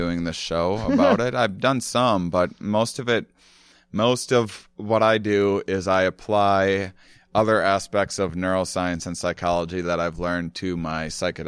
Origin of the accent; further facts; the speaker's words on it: La Crosse, Wisconsin, United States; I'm from La Crosse, Wisconsin, and outside of it, actually